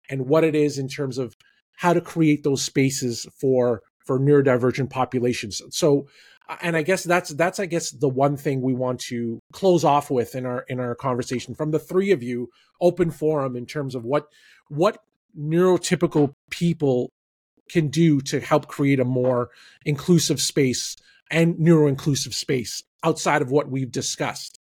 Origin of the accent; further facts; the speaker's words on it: Toronto, Ontario, Canada; my hometown baseball team, the Toronto Blue Jays